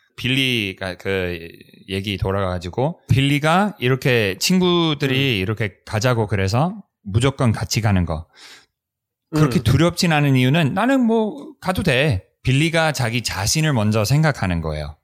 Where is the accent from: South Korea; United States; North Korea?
United States; Korean is a second language; 우리 미국에서는